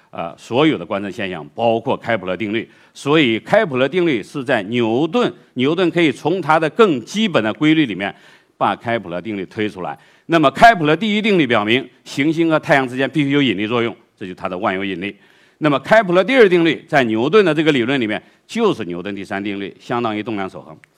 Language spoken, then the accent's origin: Chinese; China; 我们中国